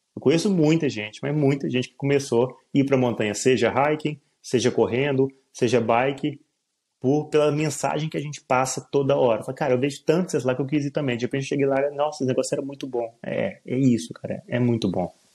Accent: Minas Gerais, Brazil; eu sou mineiro, sou de Minas Gerais, a terra das montanhas

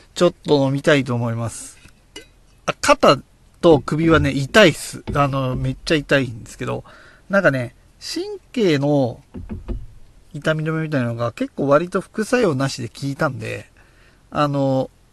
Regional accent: Oyama, Tochigi, Japan; 僕の地元、栃木県小山市

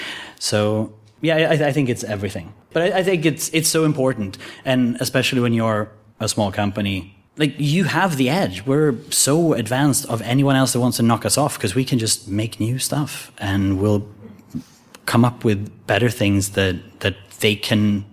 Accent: Sweden; I was born in Sweden

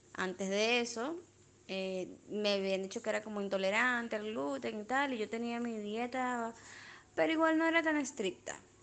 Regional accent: Venezuela; moved away; Venezuela también somos los hijos del maíz

